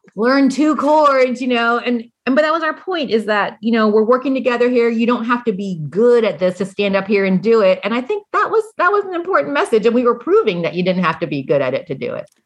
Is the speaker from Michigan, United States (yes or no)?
no; Indiana, United States; moved away; also born or lived in Kentucky / Arkansas; I come from Indiana, you know, and so I have and I've worked in Kentucky and Arkansas